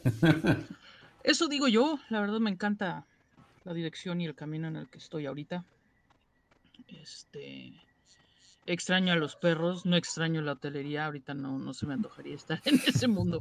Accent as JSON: {"language": "Spanish", "region": "Mexico City", "country": "Mexico", "said": "soy de México. Soy chilango."}